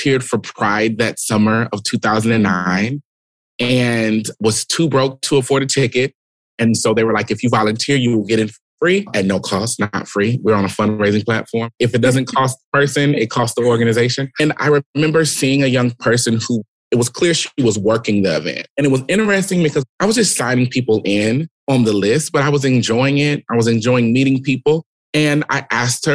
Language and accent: English; Omaha, Nebraska, United States; Born and raised in Omaha, Nebraska, Midwest through and through.